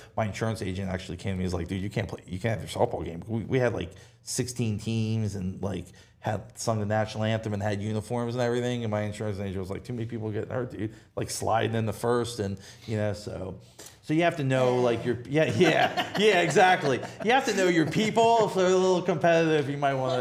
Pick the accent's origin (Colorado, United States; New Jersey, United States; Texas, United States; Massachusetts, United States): New Jersey, United States; moved away as an adult; also born or lived in Rehoboth, Delaware; now in Dewey Beach, United States; I'm from New Jersey